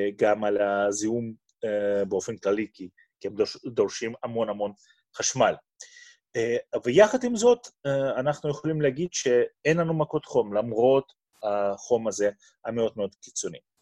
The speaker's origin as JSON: {"language": "Hebrew", "region": "Moscow", "country": "Russia", "also_born_or_lived": "Boston, United States", "second_language": "Hebrew", "moved": "as an adult", "lives_now": "Beersheba, Israel", "said": "כמו שאתה מבין, מהמבטא, אני הגעתי לא מאזור מדברי, אני הגעתי ממוסקבה שברוסיה. בגיל 19 עליתי ארצה"}